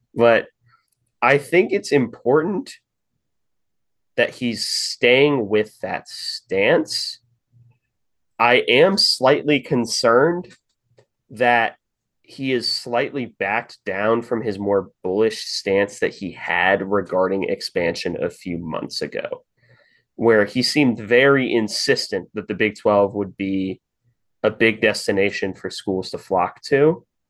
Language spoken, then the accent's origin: English; Kansas City, Missouri, United States; moved away; it's my hometown